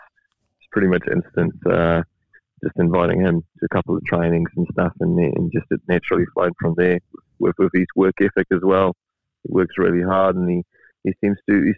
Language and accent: English; South Africa; now in New Zealand; I was born in South Africa. That was about 15 years ago we moved to New Zealand